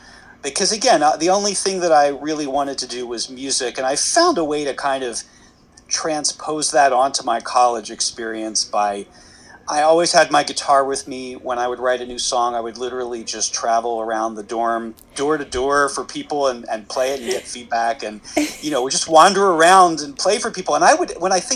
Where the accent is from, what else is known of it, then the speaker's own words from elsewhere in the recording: Philadelphia, Pennsylvania, United States; I grew up in Philadelphia